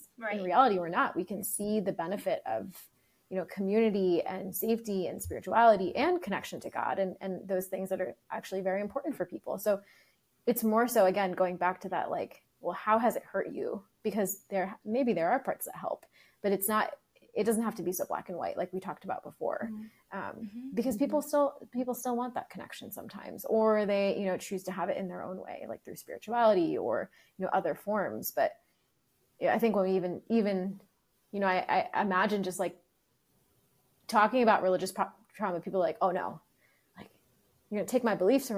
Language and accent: English; United States; I am, you know, Indian, and I grew up in America